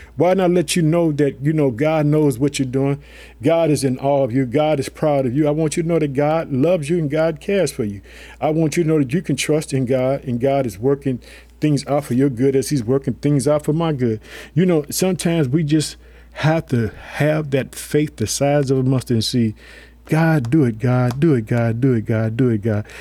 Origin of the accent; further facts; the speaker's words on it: Illinois, United States; my home state, Illinois. I live in the city of Chicago.